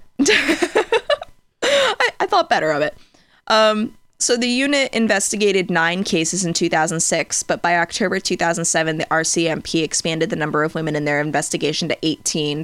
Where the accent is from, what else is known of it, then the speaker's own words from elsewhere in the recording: United States; I'm an American